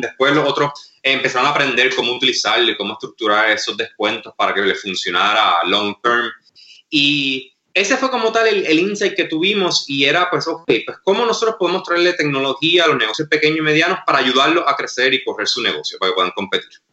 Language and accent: Spanish; Mayagüez, Puerto Rico; also born or lived in Massachusetts / Wisconsin / Madrid / California; yo soy nativo de Mayagüez, eh, nacido y criado